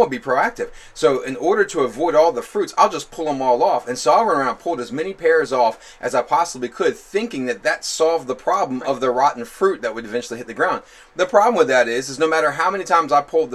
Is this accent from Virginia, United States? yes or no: yes; Newport News, Virginia, United States; So we live off Hopkins in Hilton Village, and I grew up on